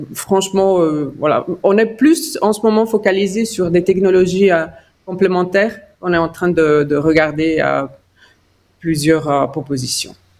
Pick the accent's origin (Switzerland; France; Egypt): Switzerland; Ticino; French is a second language; moved away as an adult; also born or lived in Lausanne / Zurich / United States; je suis d'origine tessinoise avec une maman grisonne. Donc, j'ai grandi au Tessin.